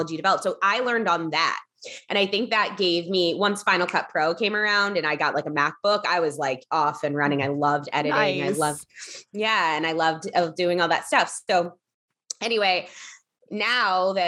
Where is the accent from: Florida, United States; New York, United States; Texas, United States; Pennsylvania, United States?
Pennsylvania, United States; Philadelphia; moved away as an adult; also born or lived in Los Angeles; I grew up in Philadelphia